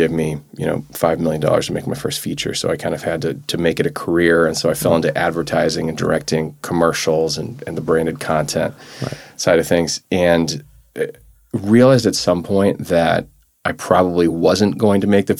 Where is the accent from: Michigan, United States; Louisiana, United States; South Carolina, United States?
Louisiana, United States; New Orleans; moved away as an adult; also born or lived in New Hampshire / New York City; now in New York, United States; born in New Hampshire. So I kind of, and you know, I mentioned Vermont where my folks are now. So I have some Northeast roots, but I really grew up in New Orleans. So I'm a Southerner at heart. And I was there from like 6 weeks old to the time I left for college